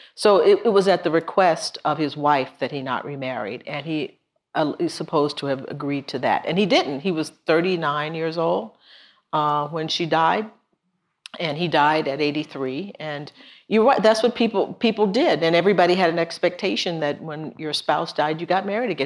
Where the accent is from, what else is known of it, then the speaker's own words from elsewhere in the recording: Texas, United States; my home state